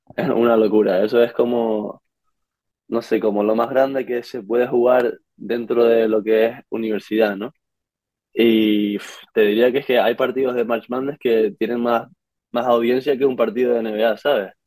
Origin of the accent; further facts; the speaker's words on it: Canary Islands, Spain; moved away as an adult; now in Pittsburgh, United States; venimos de Canarias, de España